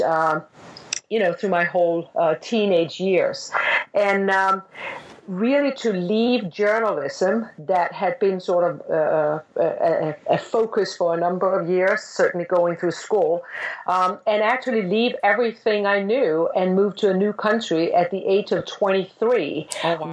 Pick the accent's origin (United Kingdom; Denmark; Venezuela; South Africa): Denmark; moved away as an adult; I'm from Denmark and I grew up in Denmark